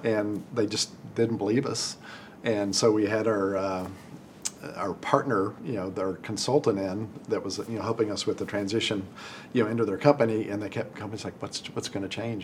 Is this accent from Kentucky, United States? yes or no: no; Amarillo, Texas, United States; also born or lived in Dallas, Texas; I grew up in Amarillo, Texas, and went to Texas A&M.